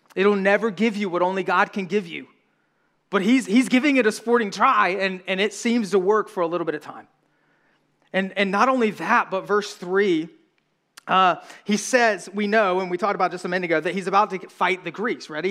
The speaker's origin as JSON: {"language": "English", "region": "the South", "country": "United States", "accent": "southern", "said": "we're from the South"}